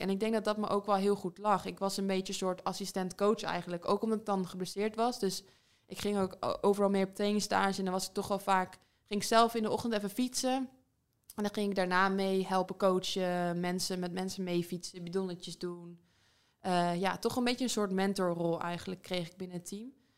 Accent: Netherlands; moved away as an adult; now in England; dichtbij, dichtbij waar ik vandaan kom

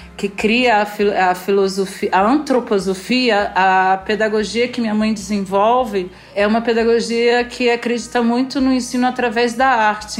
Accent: Rio de Janeiro, Brazil; esse lugar é o lugar onde eu fui criada só com pessoas negras

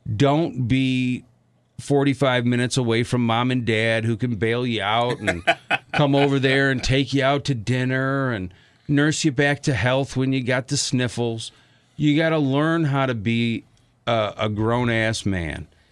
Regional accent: outside of Chicago, Illinois, United States; now in Milwaukee, United States; where I grew up outside of Chicago and around here, around uh, in, in Milwaukee now

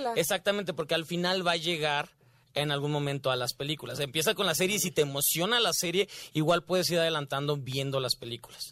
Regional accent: Guadalajara, Jalisco, Mexico; Yo soy porque tapatío

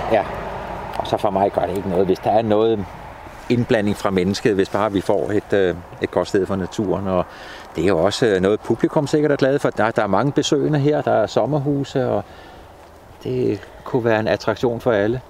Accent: Stevns, Zealand, Denmark; nede på Stævns, i det område, hvor jeg kommer fra

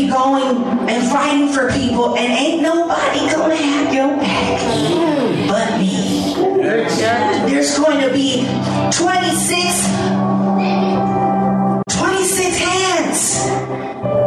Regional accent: San Francisco, California, United States; also born or lived in Florida; I grew up in San Francisco

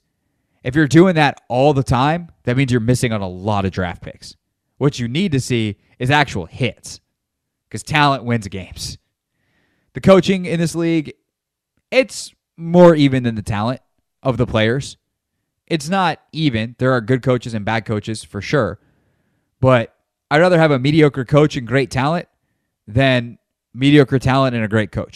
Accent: the Carolinas, United States; moved away; I grew up in the Carolinas

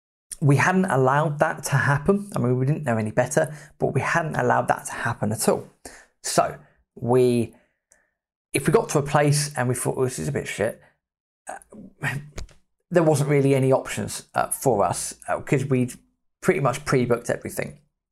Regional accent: Australia; So, oh, how are you doing? Yeah … I'm from Australia. Do you fancy a beer?

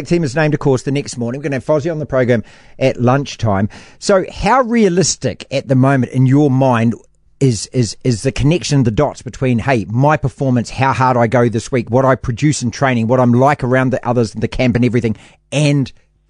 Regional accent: New Zealand; as a New Zealander.

